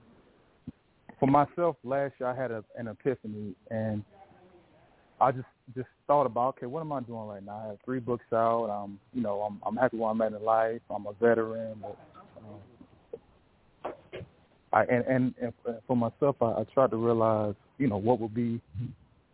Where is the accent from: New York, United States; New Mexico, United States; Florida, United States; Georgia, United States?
Georgia, United States; Warner Robins; moved away as an adult; now in Northern Virginia, United States; I'm from Warner Robins, Georgia. I'm currently in Northern Virginia right now. I've been here for about 10 years